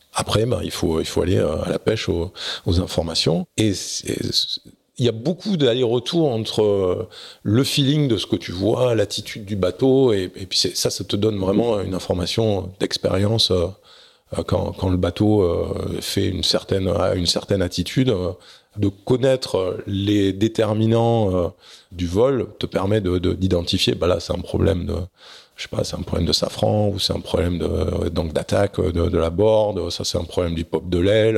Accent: Bordeaux region, Nouvelle-Aquitaine, France; also born or lived in Arcachon; je suis né à Arcachon, pas très loin. Et j'ai vécu la plupart de, de mon adolescence euh, soit dans la région bordelaise

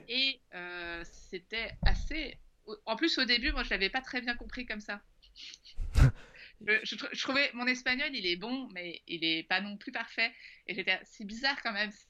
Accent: Paris, Île-de-France, France; quand on vient de Paris, quand on vient de France

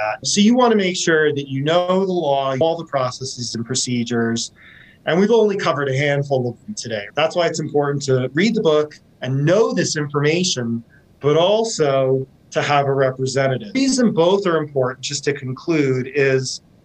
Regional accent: Washington, United States; I'm from Washington State.

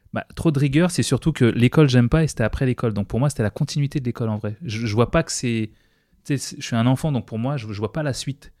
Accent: Seine-Saint-Denis, Île-de-France, France; moved away as an adult; also born or lived in La Désirade, Guadeloupe; now in United States; j'ai grandi dans le 93

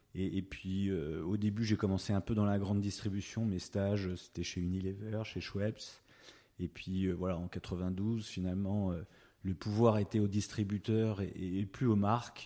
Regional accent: Hauts-de-Seine, Paris region, Île-de-France, France; also born or lived in Rueil-Malmaison / Boulogne-Billancourt; now in Saint-Cloud, France; je suis de la région parisienne, euh, je suis des Hauts-de-Seine

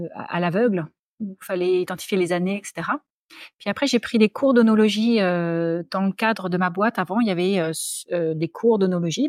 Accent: Paris, Île-de-France, France; accent: French; moved away as an adult; also born or lived in Sydney, Australia; now in Australia; je suis née à Paris. j'ai grandi, je suis allée à l'école, j'étais dans le lycée Saint-Louis

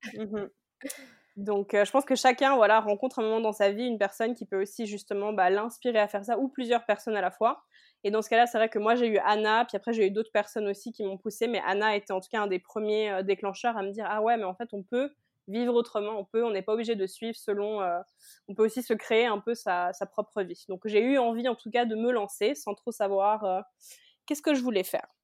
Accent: Geneva, Switzerland; moved away as an adult; now in Cali, Colombia; je viens de Genève en Suisse, j'ai 31 ans et je vis actuellement à Cali en Colombie.

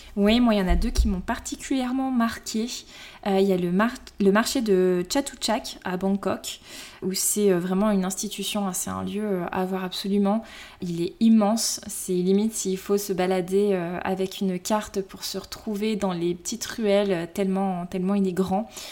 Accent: Lyon, Auvergne-Rhône-Alpes, France; j'ai 32 ans, je suis lyonnaise

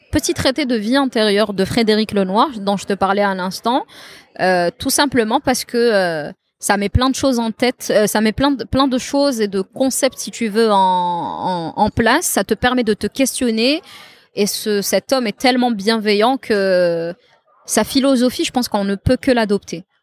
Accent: Beni Yenni, Tizi Ouzou Province, Algeria; j'adore Benyani, c'est mon village natal. J'ai pas l'occasion d'y aller souvent.

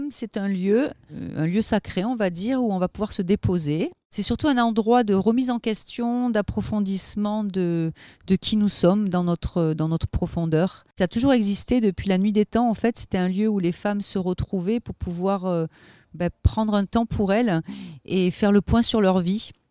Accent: Avignon, Provence-Alpes-Côte d'Azur, France; also born or lived in Ariège; Alors, je suis née dans l'Ariège, mais j'ai vécu toute mon enfance à Avignon pendant 20 ans.

